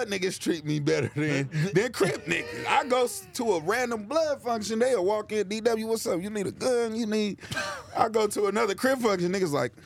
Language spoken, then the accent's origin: English; Long Beach, California, United States; I don't usually say I'm from Long Beach. I'm from Insane